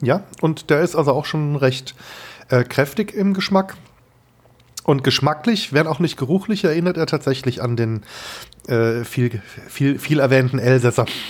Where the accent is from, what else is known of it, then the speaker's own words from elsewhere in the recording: Germany; also born or lived in Kehl; ich als Deutscher